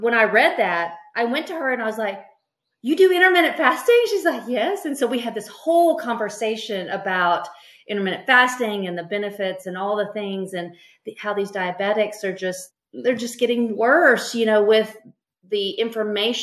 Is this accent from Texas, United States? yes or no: yes; East Texas, United States; now in Tomball, United States; I grew up in East Texas and beauty was paramount.